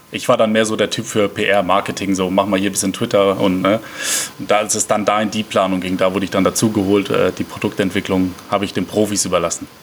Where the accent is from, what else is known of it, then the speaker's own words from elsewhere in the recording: Mannheim, Baden-Württemberg, Germany; Ich komme gebürtig aus Mannheim